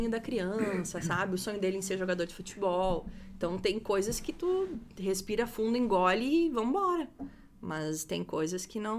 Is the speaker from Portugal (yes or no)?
no; Parobé, Rio Grande do Sul, Brazil; Sou de Parobé.